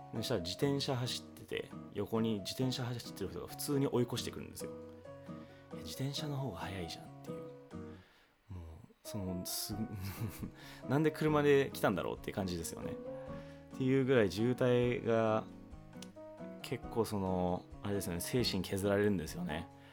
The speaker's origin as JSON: {"language": "Japanese", "region": "Hawaii", "country": "United States", "tie": "born or raised there", "also_born_or_lived": "Japan", "moved": "yes", "lives_now": "California, United States", "said": "日本生まれハワイ育ちカリフォルニア在住のエンジニアの私"}